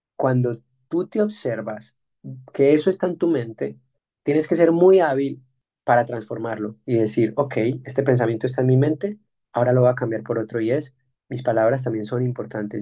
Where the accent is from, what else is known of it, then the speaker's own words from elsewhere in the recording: Colombia; tú y yo nacimos en Colombia